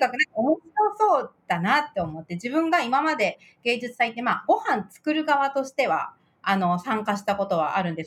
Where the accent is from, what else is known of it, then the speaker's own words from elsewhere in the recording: Tokyo, Japan; moved away as an adult; also born or lived in France; now in Niigata, Japan; 東京、父は東京なんで、ずっと東京で生まれ育って